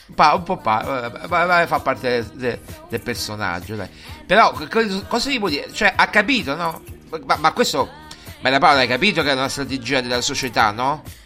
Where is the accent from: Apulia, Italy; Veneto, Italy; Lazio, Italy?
Lazio, Italy; Rome; non sono neanche eh, di San Basilio, sono di Coglianiene.